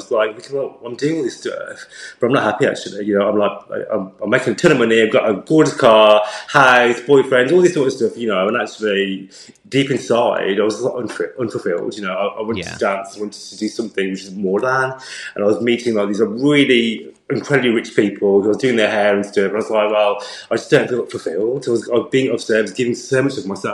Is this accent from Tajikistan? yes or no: no; United Kingdom; growing up as a British Asian guy